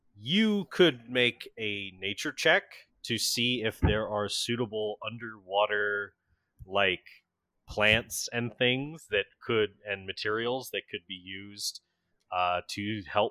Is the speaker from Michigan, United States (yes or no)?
no; Florida, United States; I grew up in Florida